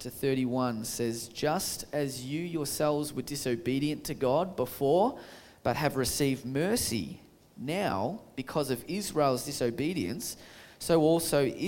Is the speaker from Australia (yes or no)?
yes; Australia; Aussies, my own people